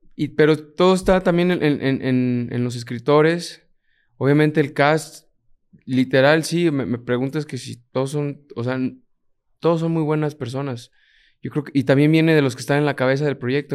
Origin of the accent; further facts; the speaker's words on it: Mexico; also born or lived in Puerto Rico; me toca trabajar y representar a alguien mexicano, latino